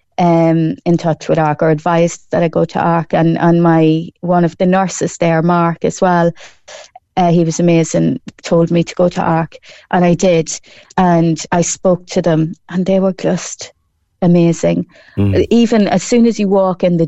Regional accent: Ireland; also born or lived in Newmarket / Kanturk; the people in my hometown of Colleville and Cross Midlen

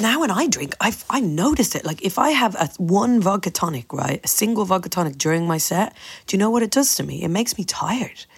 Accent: Ireland; I am so proud of being Irish

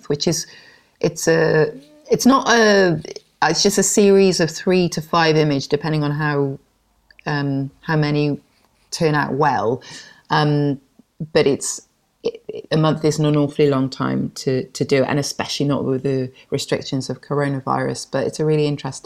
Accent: Penarth, Wales, United Kingdom; also born or lived in Spain; now in Cardiff, United Kingdom; I grew up in Pennar, just outside of Cardiff

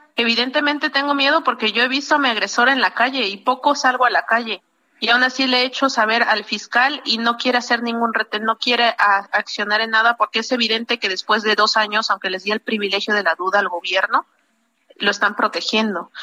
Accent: Oaxaca, Mexico

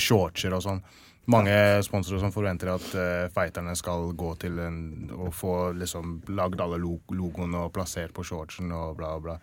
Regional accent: England, United Kingdom; Norwegian is a second language; now in Norway; jeg er oppvokst i England, England

